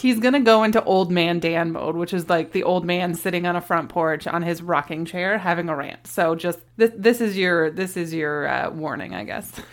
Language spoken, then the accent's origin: English; Canada; We are a Canadian family of four